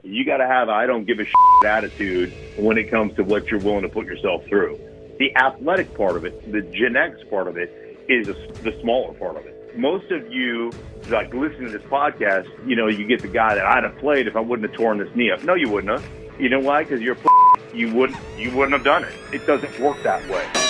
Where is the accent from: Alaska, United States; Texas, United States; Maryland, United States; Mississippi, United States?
Alaska, United States; moved away as an adult; also born or lived in Idaho; I loved growing up in Alaska